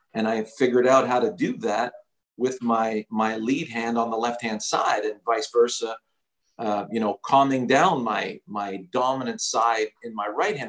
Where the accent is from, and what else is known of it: Montreal, Quebec, Canada; born or raised there